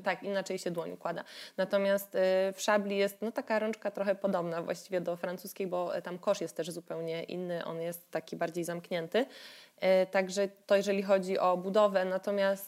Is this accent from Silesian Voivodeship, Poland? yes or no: yes; Katowice, Silesian Voivodeship, Poland; born or raised there